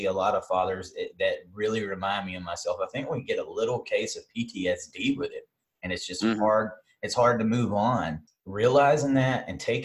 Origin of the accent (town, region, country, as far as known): the South, United States